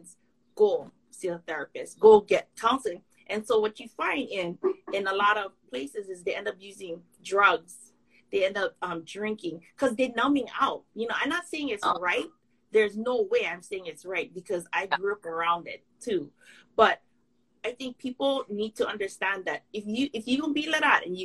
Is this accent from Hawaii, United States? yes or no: yes; Kauai, Hawaii, United States; accent: pidgin English; I'm from Hanamalo. Hanamalo is equal to Waipahu. Okay, so I'm from the hood of Kauai